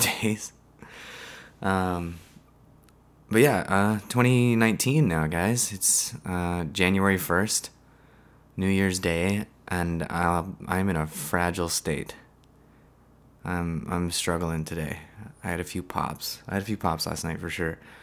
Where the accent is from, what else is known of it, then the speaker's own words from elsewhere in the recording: West Coast of Canada, Canada; I'm from the West, I live on the West Coast.